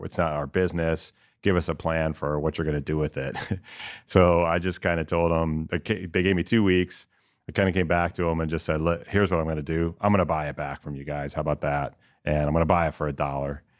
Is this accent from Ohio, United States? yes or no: yes; Northern Ohio, United States; also born or lived in New Jersey; now in Columbus, United States; I'm from Northern Ohio